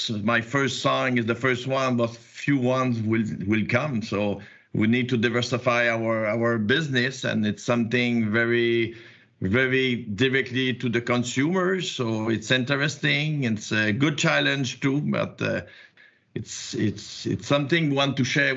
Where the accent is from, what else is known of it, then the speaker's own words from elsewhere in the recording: Quebec, Canada; accent: Quebec; English is a second language; I'm in Quebec, you probably see with my accent